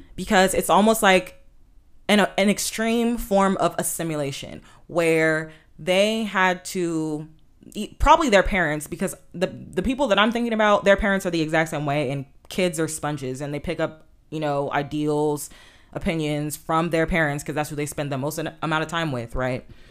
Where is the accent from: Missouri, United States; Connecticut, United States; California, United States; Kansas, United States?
California, United States; Inglewood; I grew up in Southern California and more specifically Inglewood